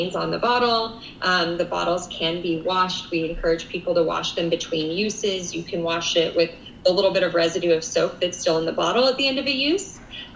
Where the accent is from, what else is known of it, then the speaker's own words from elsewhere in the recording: Colorado, United States; now in New York City, United States; I grew up in Colorado